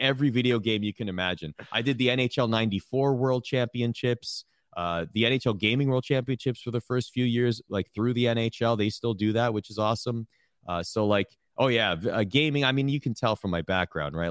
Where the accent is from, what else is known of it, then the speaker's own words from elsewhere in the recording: Toronto, Ontario, Canada; I'm from Toronto